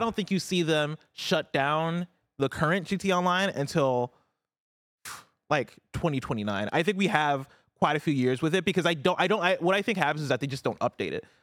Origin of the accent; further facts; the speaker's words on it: Champaign, Illinois, United States; now in San Francisco, United States; I grew up in Champaign, Illinois